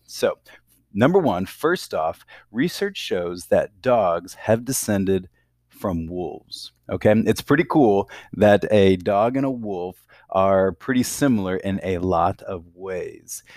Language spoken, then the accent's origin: English; Sioux City, Iowa, United States; I grew up in, um, Iowa, in a city called Sioux City